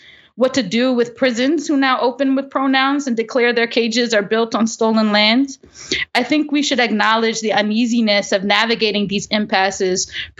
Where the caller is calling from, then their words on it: New York, United States; I'm feeling very they, them these days, and I'm calling in from New York, the unceded ground of the Lenape.